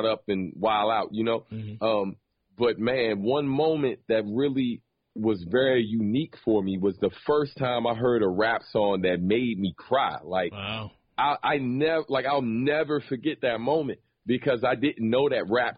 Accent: Maryland, United States; Growing up in Maryland, man, it was very different than obviously a New York per se

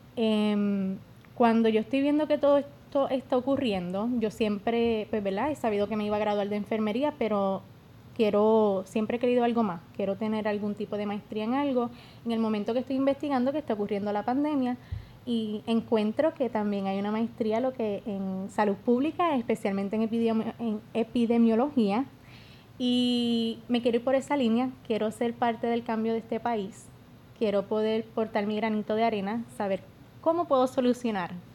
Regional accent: Yauco, Puerto Rico; yo soy de Yauco

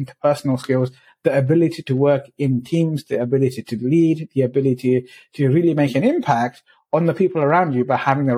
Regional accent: London, United Kingdom; where I grew up in the East End of London

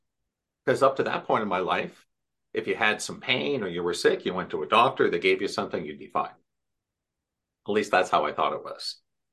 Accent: Irvine, California, United States; In Irvine

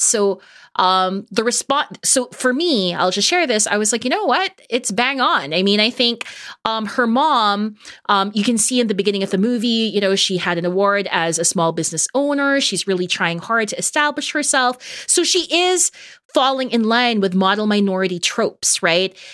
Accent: Toronto, Ontario, Canada; We're both from Toronto.

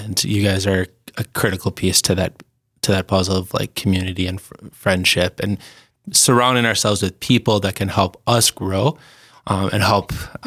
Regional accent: St. Paul, Minnesota, United States; moved away as an adult; now in Sioux Falls, United States; I'm originally from St. Paul, Minnesota.

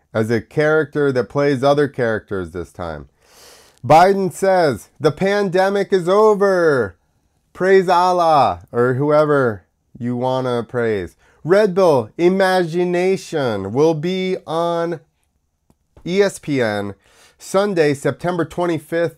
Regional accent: United States; accent: American; my American accent

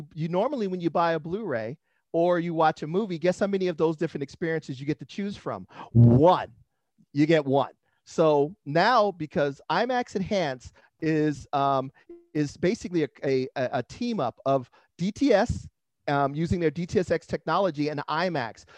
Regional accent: Los Angeles, California, United States; moved away as an adult; now in San Diego, United States; I grew up in San Pedro, Los Angeles area

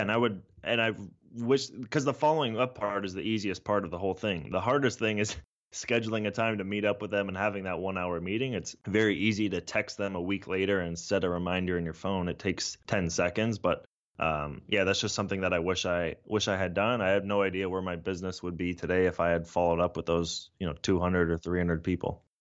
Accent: San Francisco Bay Area, California, United States; also born or lived in Toronto, Canada; I was born in Toronto, but really grew up in, in the San Francisco Bay Area

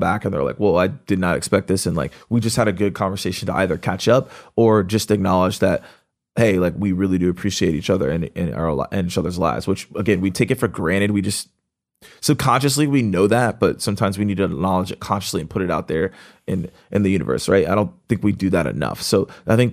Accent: Atlanta, Georgia, United States; I'm from Atlanta.

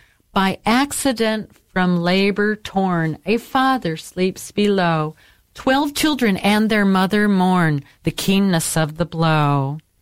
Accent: Fort Wayne, Indiana, United States; born or raised there; moved away

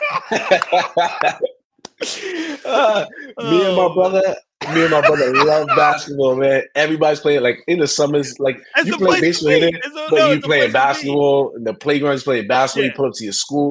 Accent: New York City, New York, United States; moved away as an adult; also born or lived in Texas / Alabama; growing up in New York, playing baseball outside

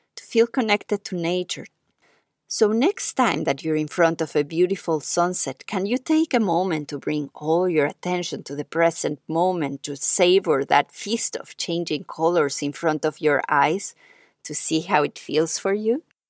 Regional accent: Mexico; moved away; also born or lived in New York; growing up in Mexico

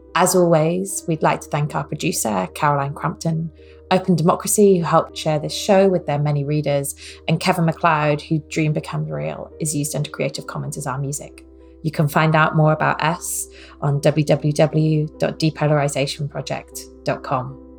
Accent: Wales, United Kingdom; I'm Welsh

